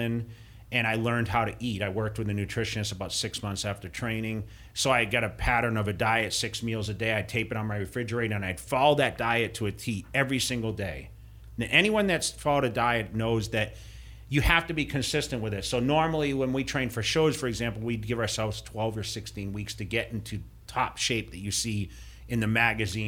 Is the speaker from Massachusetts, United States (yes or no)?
yes; Massachusetts, United States; where I grew up in Massachusetts